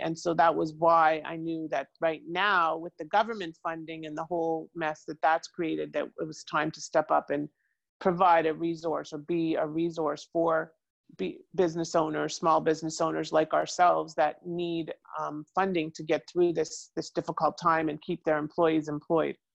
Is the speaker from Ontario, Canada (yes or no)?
yes; Toronto, Ontario, Canada; moved away as an adult; now in Boca Raton, United States; I came originally from Toronto and I moved here in the 90s with an ex husband, moved back to Toronto, came back here to escape the cold